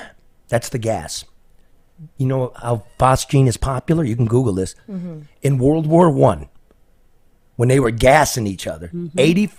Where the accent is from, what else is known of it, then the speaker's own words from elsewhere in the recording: Michigan, United States; we're all from Michigan